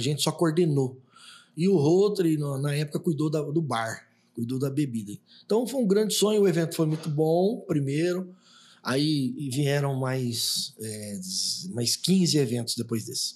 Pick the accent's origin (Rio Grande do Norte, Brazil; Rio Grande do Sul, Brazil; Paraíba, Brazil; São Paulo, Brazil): São Paulo, Brazil; Bauru; moved away as an adult; now in Três Lagoas, Brazil; Eu, eu, sou um bauruense, né? Eu sou de Bauru